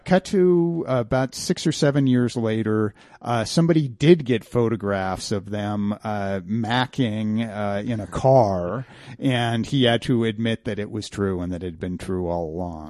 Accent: Grand Junction, Colorado, United States; also born or lived in Denver, Colorado; Grand Junction, which is my hometown

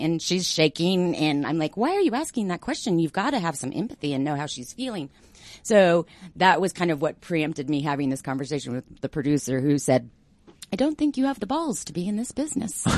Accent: Denver, Colorado, United States; also born or lived in Greenwood Village; I'm a Denver native.

